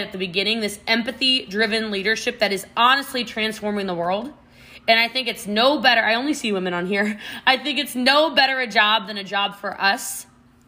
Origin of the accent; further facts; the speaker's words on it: Maryland, United States; now in Texas, United States; I'm from Maryland originally. I live in Texas now.